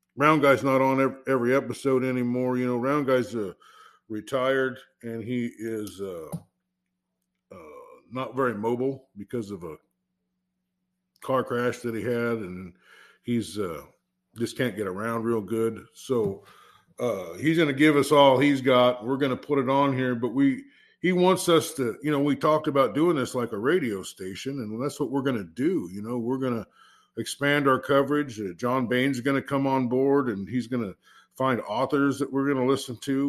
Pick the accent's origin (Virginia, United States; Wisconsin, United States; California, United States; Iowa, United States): Iowa, United States; Southeast; I'm from Southeast Iowa, and that's where I live